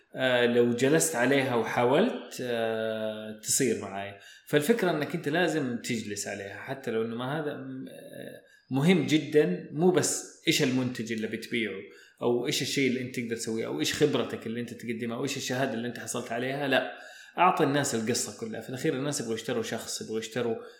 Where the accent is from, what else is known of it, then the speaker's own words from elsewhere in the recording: Saudi Arabia; عندنا في السعوديه